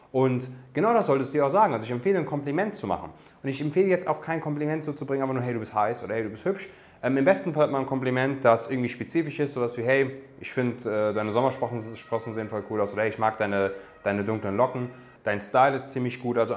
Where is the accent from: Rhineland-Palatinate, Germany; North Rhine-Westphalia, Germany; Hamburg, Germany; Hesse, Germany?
Hesse, Germany; Darmstadt; Meine Eltern kommen aus Afghanistan, also ich bin, ich bin Darmstädter, geboren in Darmstadt, aber afghanische Wurzeln